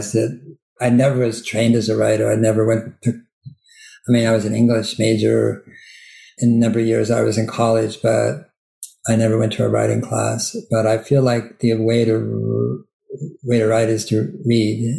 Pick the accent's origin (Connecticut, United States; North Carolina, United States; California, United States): California, United States; Berkeley; also born or lived in Sierra Nevada; I grew up in Berkeley, which is, you know, a very liberal university town